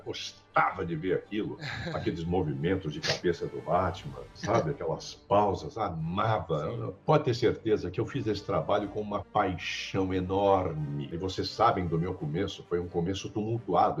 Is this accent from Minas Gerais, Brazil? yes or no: yes; Belo Horizonte, Minas Gerais, Brazil; moved away; mineiro, nascido, criado em Belo Horizonte